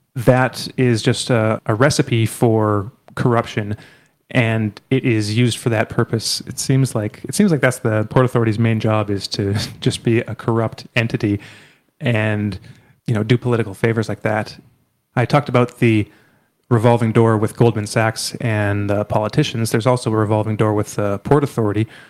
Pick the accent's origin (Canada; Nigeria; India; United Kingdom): Canada; not being an American, being Canadian